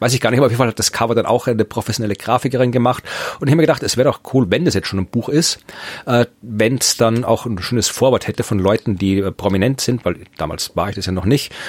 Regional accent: Lower Austria, Austria; moved away; in Österreich in ziemlich genau der Ecke gewohnt, wo ich herkomme, wo meine Eltern immer noch wohnen

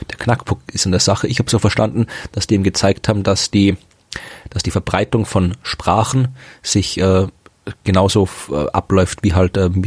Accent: Austria; Ja, aber in, in, in Deutschland hält mich ganz, ganz selten wer von Österreich, das nicht weiß.

